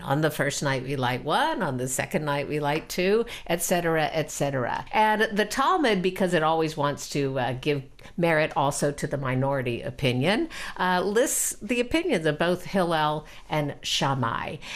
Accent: Houston, Texas, United States; when I was growing up in Houston, Texas

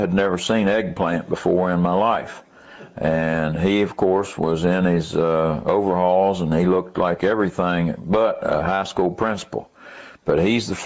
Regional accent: Charleston, West Virginia, United States; moved away as an adult; also born or lived in Strawlsbury; born in Charleston, West Virginia on January the 8th, 1941

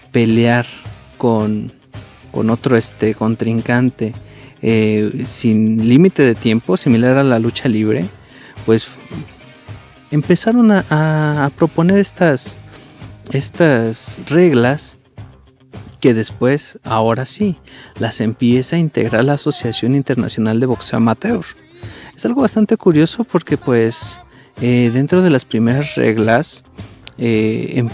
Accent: Mexico; de, hecho nosotros como mexicanos pues nos llena de orgullo

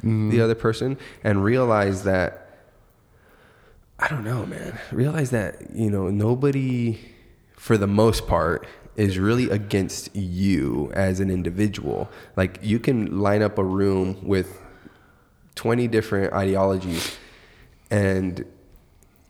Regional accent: Arizona, United States; also born or lived in Mexico; the U.S., Arizona, Mexico. Like, this is where I'm from

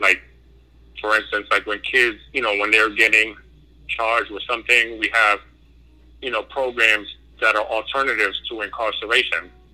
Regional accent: New York City, New York, United States; I'm originally from New York City, mm-hmm. uh, in the in the Bronx

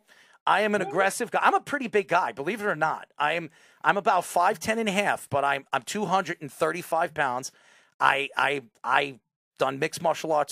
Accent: Long Island, New York, United States; also born or lived in Brooklyn; I am from Long Island, but I went to school in Brooklyn most of my life.

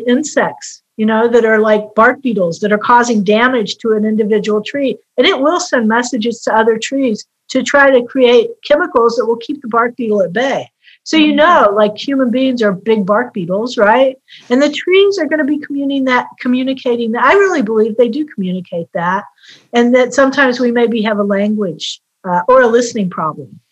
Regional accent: West Virginia, United States; moved away; I grew up in West Virginia, where I had very close ties to the earth growing up

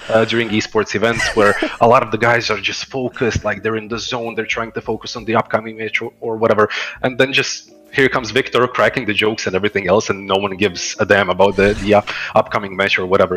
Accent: Croatia; I'm originally from Croatia

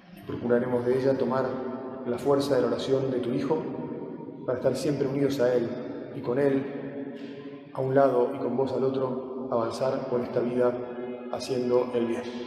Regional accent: Argentina; nosotros argentinos

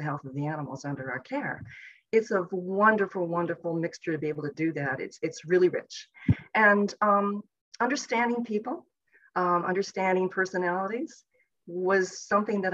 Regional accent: outside of Toronto, Ontario, Canada; moved away as an adult; also born or lived in Llanelli, Wales / Guelph, Ontario; now in United States; I was actually born in Llanelli, Wales, but my parents came over to Canada when I was about 2 years old. So sadly, I don't have a nice Welsh accent, which I wish I had. But I grew up outside of Toronto, Ontario

